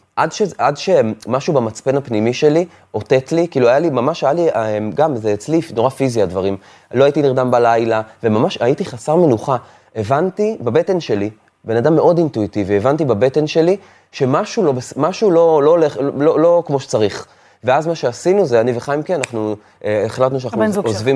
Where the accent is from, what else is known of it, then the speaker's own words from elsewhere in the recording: Afula, Northern District, Israel; now in Tel Aviv, Israel; כשאני עברתי מעפולה לתל אביב